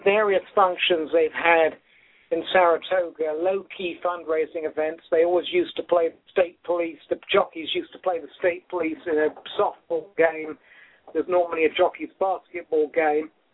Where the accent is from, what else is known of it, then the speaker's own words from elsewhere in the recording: England, United Kingdom; moved away; I'm from England